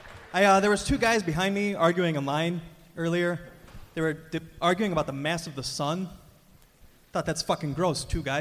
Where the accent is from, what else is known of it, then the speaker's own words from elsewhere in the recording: Chicago, Illinois, United States; I'm from Chicago.